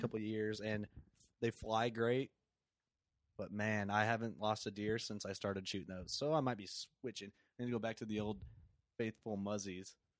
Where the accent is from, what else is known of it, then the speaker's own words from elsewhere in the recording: Sherrard, Illinois, United States; we're on exact opposites of the Quad Cities, basically, in Sherrard